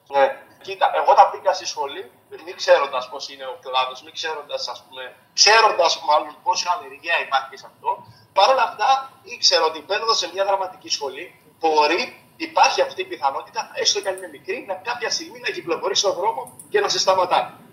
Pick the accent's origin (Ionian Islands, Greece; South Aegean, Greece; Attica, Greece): South Aegean, Greece; Maritsa; moved away; το νησί μου, το χωριό μου που ξεκίνησα, δηλαδή τα Μαριτσά τη Ρόδου